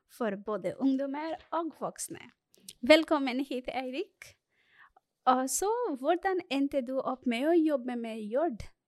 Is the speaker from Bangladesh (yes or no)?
yes; Bangladesh; now in Norway; jeg er opprinnelig fra Bangladesh